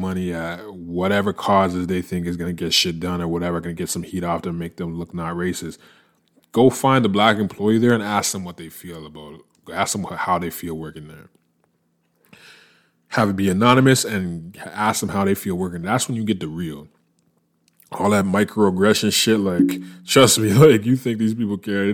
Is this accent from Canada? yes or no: yes; Canada; moved away as an adult; also born or lived in United States; I'm a Canadian, and I been working in the States for the majority of the last decade, working in the United States